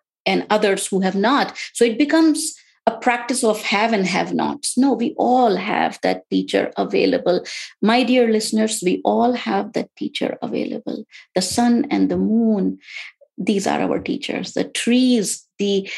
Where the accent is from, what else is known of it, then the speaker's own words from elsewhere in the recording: India; now in United States; born and brought up in India